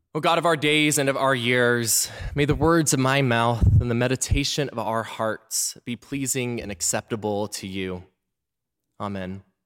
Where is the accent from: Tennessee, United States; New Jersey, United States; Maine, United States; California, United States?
Tennessee, United States; Memphis; moved away; I was back in my hometown of Memphis, Tennessee